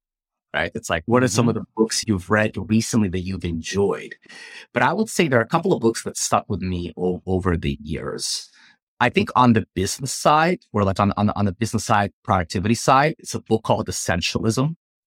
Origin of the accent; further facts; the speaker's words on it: Ukraine; I'm originally from Ukraine. I believe you are as well. So it hit very close to home.